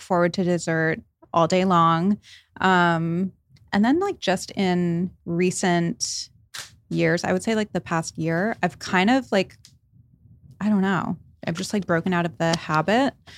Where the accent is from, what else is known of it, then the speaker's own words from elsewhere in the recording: Rhode Island, United States; I grew up in Rhode Island